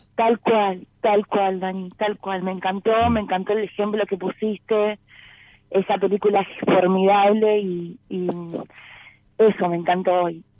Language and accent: Spanish; Exaltación de la Cruz, Buenos Aires, Argentina; De Saltación de la Cruz